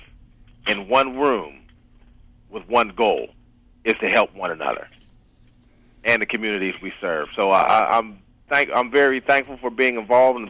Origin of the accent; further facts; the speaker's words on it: Homestead, Pennsylvania, United States; I'm from Homestead, Pennsylvania, which is about 5 miles outside of Pittsburgh